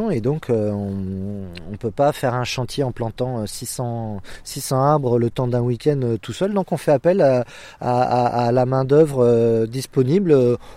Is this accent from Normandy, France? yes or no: no; Centre-Val de Loire, France; me réenraciner en fait chez moi en Touraine, de relocaliser mes activités, et puis de boucler une boucle.